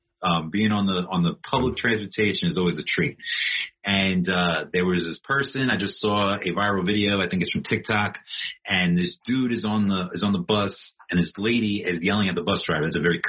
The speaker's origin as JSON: {"language": "English", "town": "New York City", "region": "New York", "country": "United States", "said": "I'm a New Yorker."}